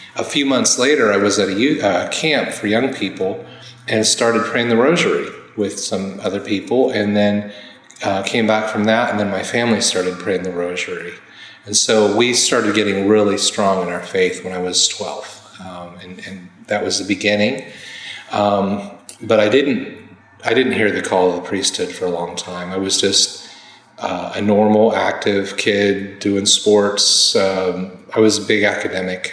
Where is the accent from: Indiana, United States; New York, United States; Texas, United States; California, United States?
Indiana, United States; from Indiana, my home state.